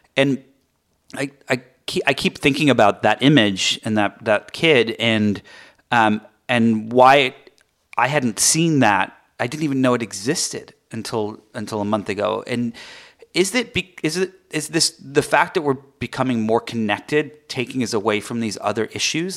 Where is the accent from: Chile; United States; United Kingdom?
United Kingdom; England; moved away; I grew up in, um, in England